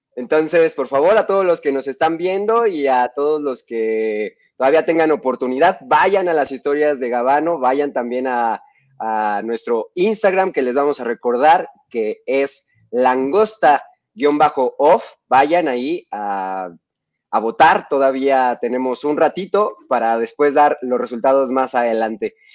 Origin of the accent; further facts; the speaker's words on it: Mexico; de nuestro país es muy devoto de las lupitas, este, somos muy devotos de la Virgen de Guadalupe